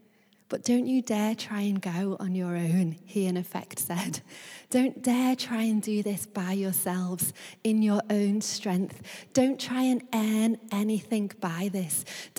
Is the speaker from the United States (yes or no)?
no; Liverpool, North West England, United Kingdom; now in London, United Kingdom; I am originally from Liverpool, which will always hold a special place in my heart.